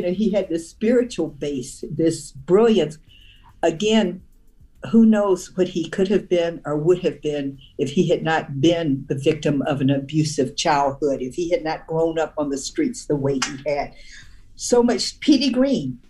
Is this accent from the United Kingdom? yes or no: no; Omaha, Nebraska, United States; moved away as an adult; also born or lived in Washington, D.C.; I'm from the Midwest. In Omaha